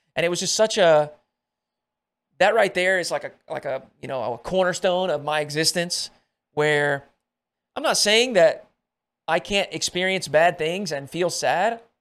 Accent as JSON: {"language": "English", "region": "Arkansas", "country": "United States", "said": "I come from Arkansas"}